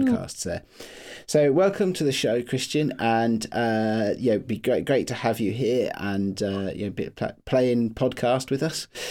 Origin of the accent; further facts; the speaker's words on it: United Kingdom; I live near London, but I live in the, uh, the town I grew up